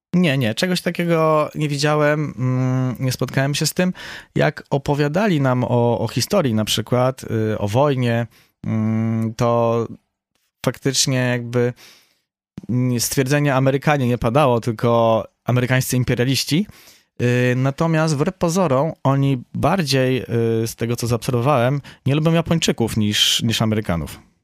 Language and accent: Polish; Poland; jestem z Polski